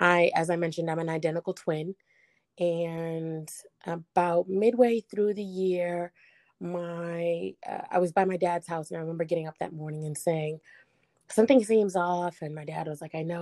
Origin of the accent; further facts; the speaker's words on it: Boston, Massachusetts, United States; I'm from Boston, Massachusetts